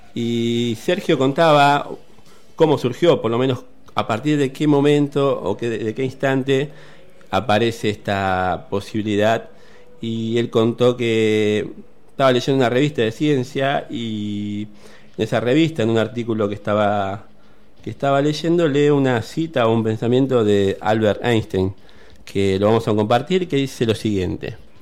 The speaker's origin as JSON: {"language": "Spanish", "country": "Argentina", "said": "una de las más sangrientas dictaduras que nos tocó vivir como argentinos"}